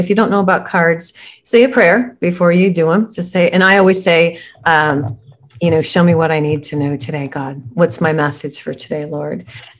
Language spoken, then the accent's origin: English; Scotland, United Kingdom; Now, I'm Scottish.